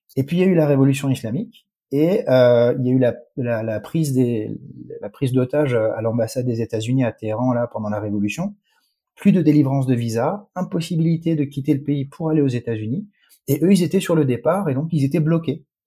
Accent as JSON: {"language": "French", "town": "Strasbourg", "region": "Grand Est", "country": "France", "tie": "born or raised there", "moved": "as an adult", "lives_now": "United States", "said": "je n'ai jamais vécu en Iran. Non, je suis né, je suis né à Strasbourg"}